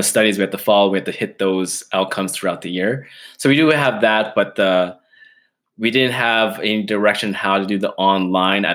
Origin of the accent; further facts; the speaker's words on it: Edmonton, Alberta, Canada; I'm born and raised in Edmonton, living on the west side